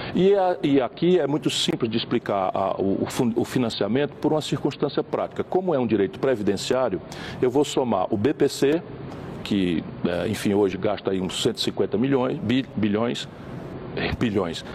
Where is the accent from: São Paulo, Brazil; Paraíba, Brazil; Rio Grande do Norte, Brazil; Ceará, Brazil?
Ceará, Brazil; eu venho do Ceará